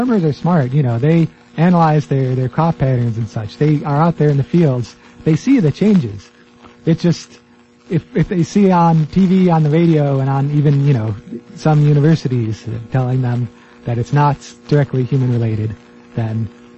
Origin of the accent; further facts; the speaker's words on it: United States; I'm an American